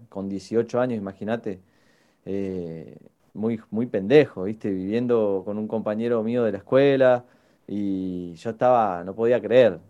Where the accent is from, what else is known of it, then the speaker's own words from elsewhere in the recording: Patagonia, Argentina; moved away as an adult; now in Buenos Aires, Argentina; creo que es la misma cantidad de años de las que yo vivía en el sur, con las que llevo acá en Capital